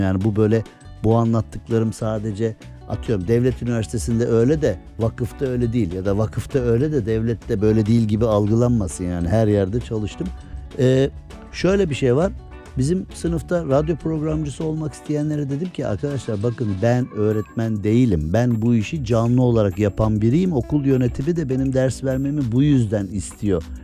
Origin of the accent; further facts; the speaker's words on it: Erzincan, Turkey; ben Erzincanlıyım